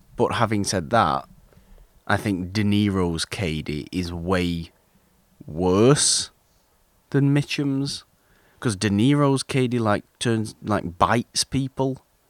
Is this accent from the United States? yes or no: no; United Kingdom; I'm British